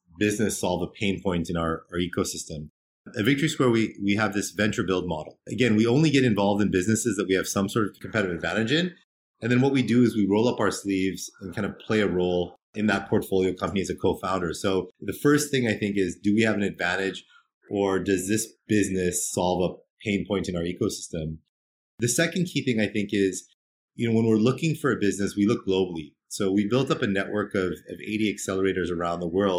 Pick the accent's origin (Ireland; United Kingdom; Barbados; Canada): Canada; growing up in Canada